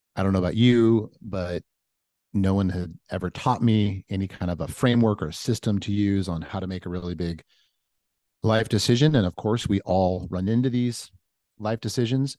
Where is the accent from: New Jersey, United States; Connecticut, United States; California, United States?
California, United States; Orange County; moved away as an adult; now in Nashville, United States; I am from Orange County. I'm like a surfer kid from Orange County.